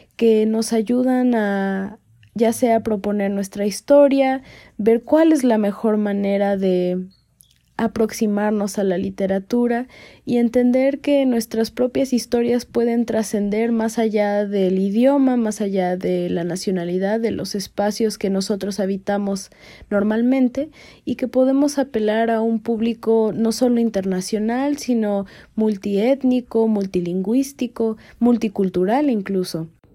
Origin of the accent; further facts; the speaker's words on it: Mexico; vivimos el día a día, el ser mexicanos